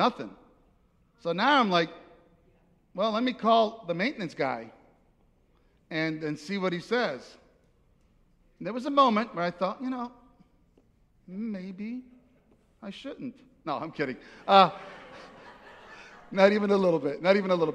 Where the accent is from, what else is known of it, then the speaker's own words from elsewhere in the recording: Naples, Campania, Italy; moved away; I'm from Naples, Italy, and it's hot there